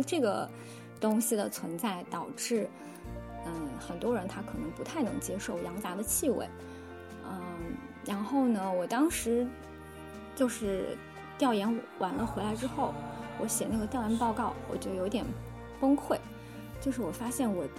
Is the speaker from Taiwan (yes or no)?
no; southern China, China; 因为我是南方人，我从小是比较喜欢吃杂碎的，就喜欢吃一些下水的食物